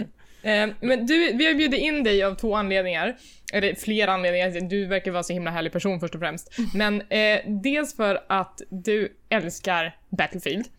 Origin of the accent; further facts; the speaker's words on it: Värmland, Sweden; now in Stockholm, Sweden; när jag bodde hemma i Värmland